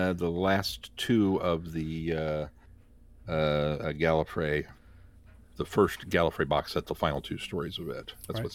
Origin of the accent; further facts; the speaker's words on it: Midwest, United States; accent: Midwestern; my Midwestern accent, I always pronounced it Darlak